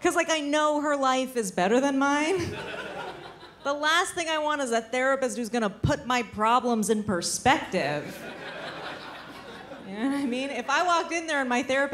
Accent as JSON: {"language": "English", "country": "United States", "said": "I'm visiting from America"}